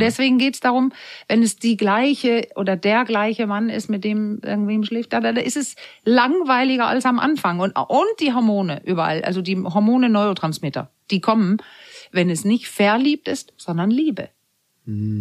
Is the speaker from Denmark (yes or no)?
yes; Denmark; moved away; Weil ich bin ja Dänin und bin in der Zeit groß geworden